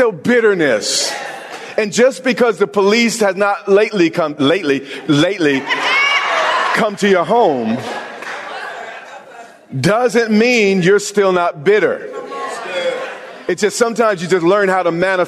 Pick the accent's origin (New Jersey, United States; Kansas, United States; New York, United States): New York, United States; I'm from New York